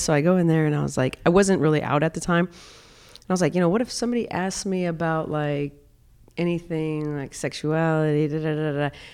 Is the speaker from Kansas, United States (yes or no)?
no; South Dakota, United States; growing up in South Dakota, I grew up in a very, very, uh, conservative